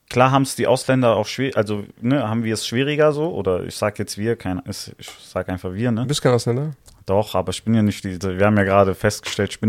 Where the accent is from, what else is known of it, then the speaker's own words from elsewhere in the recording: Italy; Ja, ich fühle mich meiner Heimat schon verbunden. Ich sag schon, ich bin Italiener, ja.